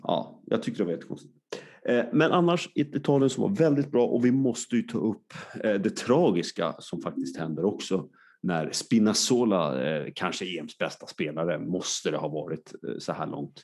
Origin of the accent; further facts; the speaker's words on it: Sweden; vi svenskar